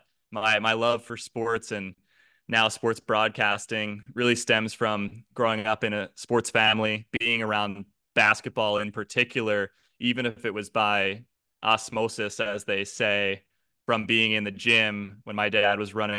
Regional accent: New Jersey, United States; Yeah, so South Jersey, part where people are fans of the Philadelphia teams, definitely, which included my family.

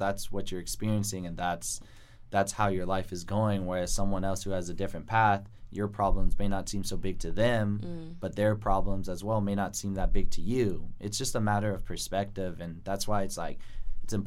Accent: Santa Cruz, California, United States; moved away; I grew up in Santa Cruz

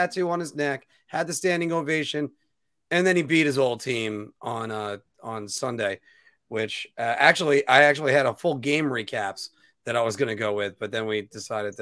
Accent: United States; being an American

